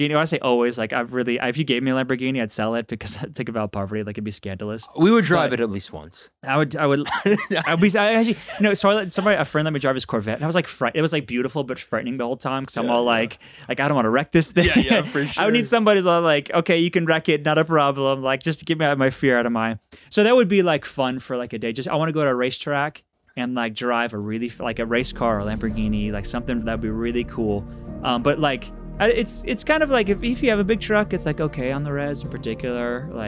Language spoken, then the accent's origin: English; Texas, United States; like I'm from Texas.